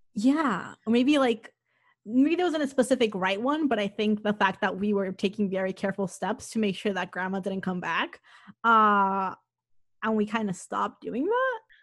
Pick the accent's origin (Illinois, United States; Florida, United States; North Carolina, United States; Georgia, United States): Florida, United States; Miami; moved away as an adult; also born or lived in Massachusetts; I grew up in Miami